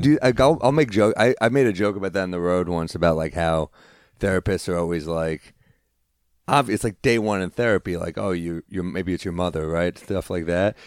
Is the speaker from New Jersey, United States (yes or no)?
no; New York City, New York, United States; also born or lived in New Orleans; I grew up in the city